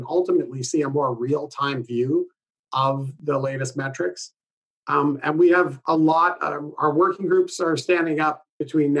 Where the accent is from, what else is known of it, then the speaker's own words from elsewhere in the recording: Canada; I'm Canadian